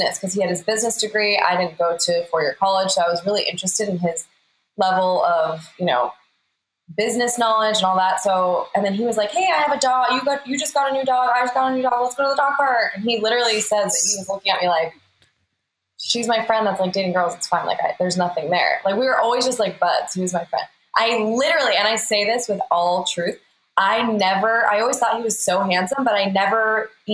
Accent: Tucson, Arizona, United States; we're both from Tucson, Arizona

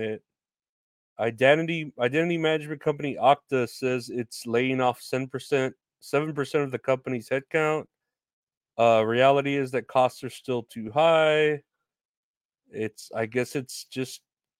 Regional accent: Boston, Massachusetts, United States; I'm from Boston. I'm a fucking pervert from Boston

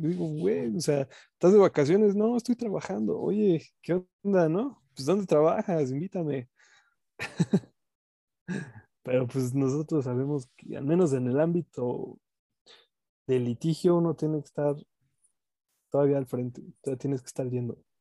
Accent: Mexico; uno como mexicano

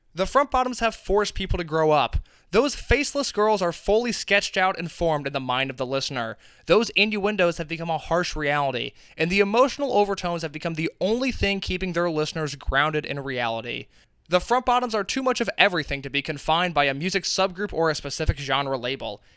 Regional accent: Indiana, United States; we're both from Indiana

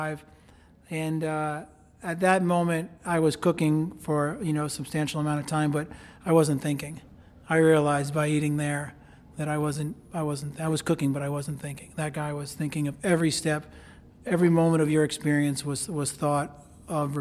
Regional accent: New York, United States; moved away; I was born and raised in New York

